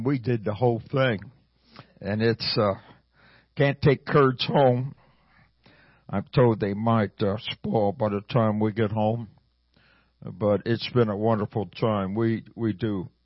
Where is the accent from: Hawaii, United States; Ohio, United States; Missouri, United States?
Missouri, United States; Hermann; now in Kansas City, United States; I was born and raised in a little town called Herman, Missouri